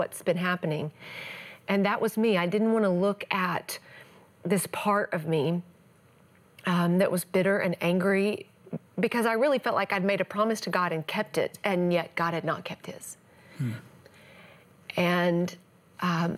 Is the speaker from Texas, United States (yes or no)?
yes; East Texas, United States; I grew up in the Bible Belt of the world, East Texas